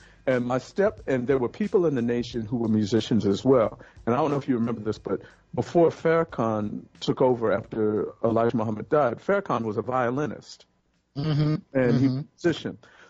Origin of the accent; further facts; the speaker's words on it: Texas, United States; born there; Okay, I was born in Texas, but I had a really nomadic existence growing